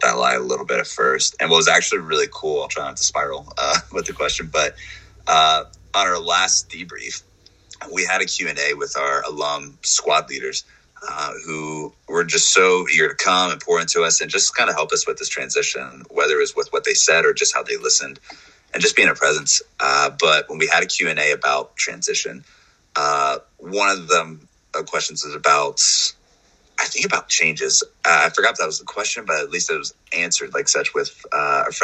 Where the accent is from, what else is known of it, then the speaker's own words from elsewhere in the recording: North Carolina, United States; I'm from North Carolina